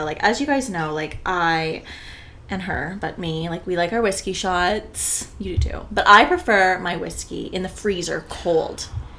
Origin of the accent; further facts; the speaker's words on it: Canada; as Canadian